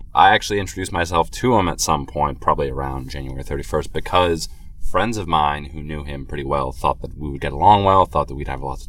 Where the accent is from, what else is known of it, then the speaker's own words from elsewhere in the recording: Wellesley, Massachusetts, United States; also born or lived in Ladue, Missouri; I was not born in Wellesley, Massachusetts. I was born near St. Louis in a suburb called Ladue in Missouri. But I now live in Wellesley, Massachusetts. It is my hometown, as best I can tell.